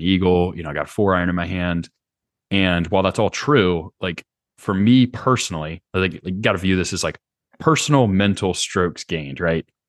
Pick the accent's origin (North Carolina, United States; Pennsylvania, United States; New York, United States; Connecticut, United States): North Carolina, United States; Charlotte; moved away as an adult; also born or lived in Lowcountry, South Carolina / Stanford, California; I grew up in Charlotte. Um, lived there my whole life up until college.